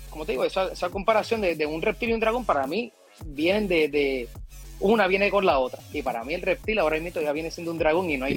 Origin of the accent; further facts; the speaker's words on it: Puerto Rico; yo soy de aquí, de Calle